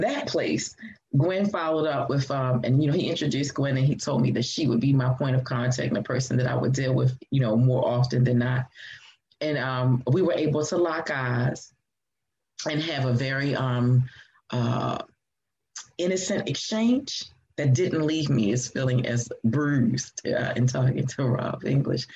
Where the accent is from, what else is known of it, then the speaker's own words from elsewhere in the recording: Baltimore, Maryland, United States; also born or lived in Atlanta, Georgia; I was born here in Baltimore, uh, raised here in Baltimore